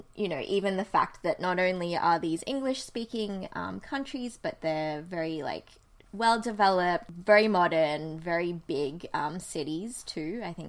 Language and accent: English; Sydney, New South Wales, Australia; moved away as an adult; also born or lived in Philadelphia, United States; now in Toronto, Canada; As you know, I'm from Sydney and I did have a stint of living in the US when I went on exchange there for half a year in 2009. And now, since 2016, I've been living in Toronto, Canada